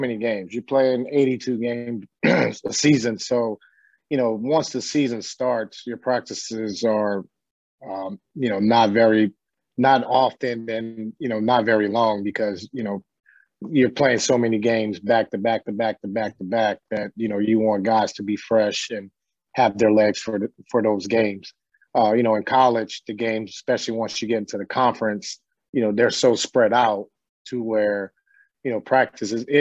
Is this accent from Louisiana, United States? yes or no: yes; New Orleans, Louisiana, United States; I grew up in New Orleans